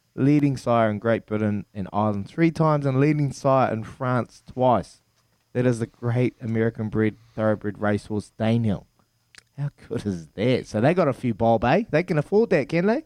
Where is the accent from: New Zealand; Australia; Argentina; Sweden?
New Zealand; Hawke's Bay; my hometown, Hawke's Bay